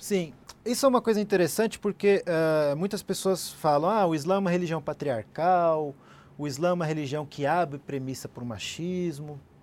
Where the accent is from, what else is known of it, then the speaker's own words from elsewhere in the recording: Brazil; eu sou brasileiro, sou muçulmano, Sim. mas sou brasileiro